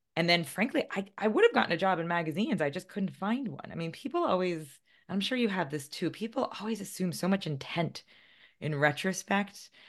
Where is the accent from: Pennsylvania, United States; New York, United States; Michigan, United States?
New York, United States; White Plains; I grew up about thirty minutes north of the city in one of the less glamorous towns in Westchester County